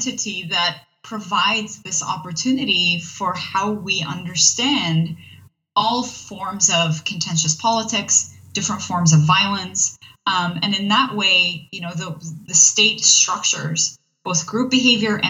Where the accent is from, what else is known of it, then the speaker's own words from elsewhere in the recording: Iraq; I am from the region. I was born in Iraq